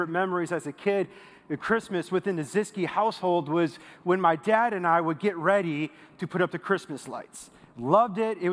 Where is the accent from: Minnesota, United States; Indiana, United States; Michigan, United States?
Minnesota, United States; moved away as an adult; now in Texas, United States; I'm a Minnesota boy, so I moved here 4 years ago from Minnesota to Texas